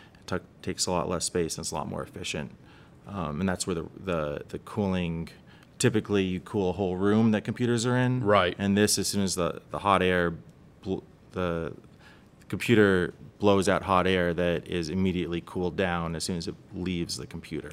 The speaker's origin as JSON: {"language": "English", "town": "Los Angeles", "region": "California", "country": "United States", "tie": "born or raised there", "said": "I grew up in Los Angeles."}